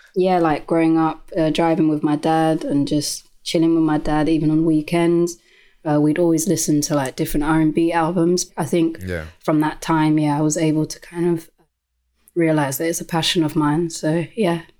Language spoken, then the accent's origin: English; London, United Kingdom; born and bred um, in Lewisham, which is within South London